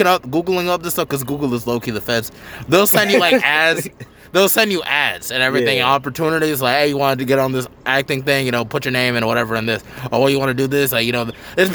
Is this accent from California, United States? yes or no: no; Charlotte, North Carolina, United States; I grew up on the East